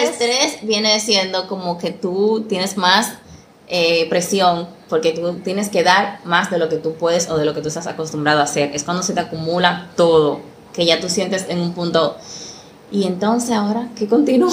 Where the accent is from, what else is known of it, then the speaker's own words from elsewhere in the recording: Dominican Republic; Así somos los dominicanos